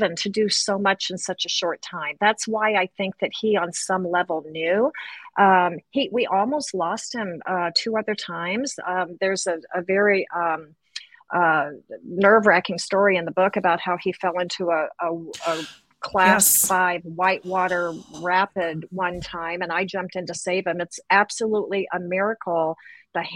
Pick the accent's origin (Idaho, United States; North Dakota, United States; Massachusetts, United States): Idaho, United States; Boise; we're from Idaho, Boise at the time, you know, very small town